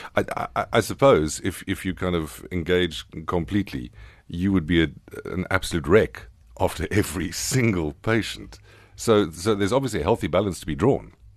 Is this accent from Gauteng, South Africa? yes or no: no; Queenstown, Eastern Cape, South Africa; I was born in the Frontier Hospital in Queenstown